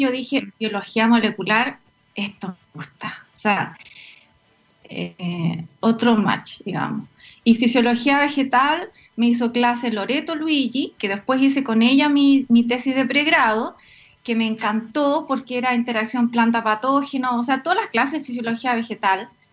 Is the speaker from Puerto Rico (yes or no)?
no; Puerto Montt, Los Lagos, Chile; moved away as an adult; now in Santiago, Chile; efectivamente soy de, Puerto Montt, oriunda de Puerto Montt. Sigo diciendo que soy de Puerto Montt a pesar de que ya más de la mitad de mi vida la he vivido en Santiago. Eh, me crié en el campo